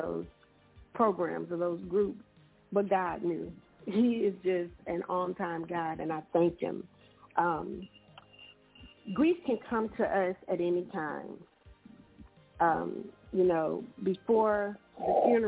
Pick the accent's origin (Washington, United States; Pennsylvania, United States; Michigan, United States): Michigan, United States; Saginaw; I grew up inner city in Saginaw, Michigan